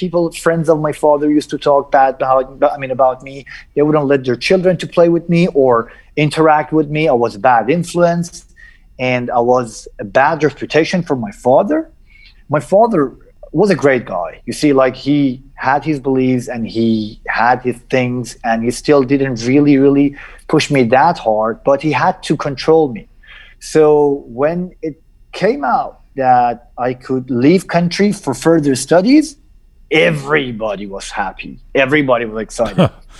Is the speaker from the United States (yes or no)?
no; Najaf, Najaf Governorate, Iraq; born there; Of course, I was born in Najaf, not only because my father was studying theology in Najaf